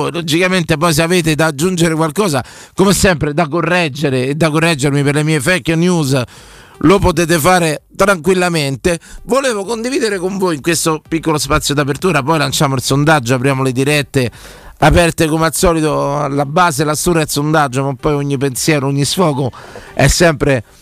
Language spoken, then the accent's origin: Italian; Liguria, Italy; Siamo liguri, accendo il forno la mattina, sentite, quando apro alle 5 e mezza circa